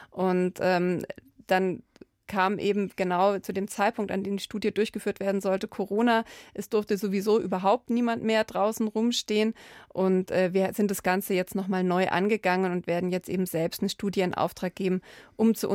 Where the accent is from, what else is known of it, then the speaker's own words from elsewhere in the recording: Landsberg am Lech, Bavaria, Germany; Ja, ich habe natürlich einen ganz engen Bezug, weil es mich die Stadt sehr geprägt hat.